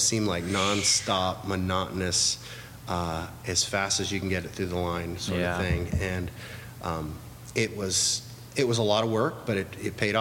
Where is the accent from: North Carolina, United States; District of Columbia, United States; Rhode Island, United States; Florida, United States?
Florida, United States; Orlando; born or raised there; also born or lived in Stuart, Florida